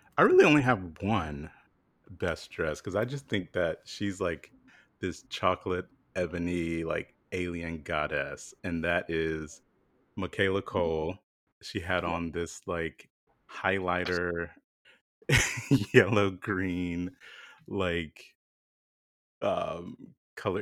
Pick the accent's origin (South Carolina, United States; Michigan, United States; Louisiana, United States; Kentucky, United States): South Carolina, United States; moved away; I'm from South Carolina